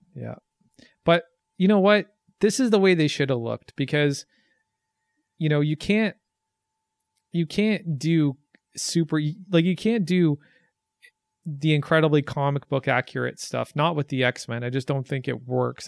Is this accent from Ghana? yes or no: no; Canada